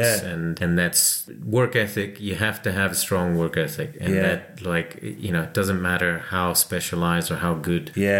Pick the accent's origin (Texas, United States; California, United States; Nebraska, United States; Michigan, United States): California, United States; accent: American twang; now in New Zealand; I grew up in California, so hence the accent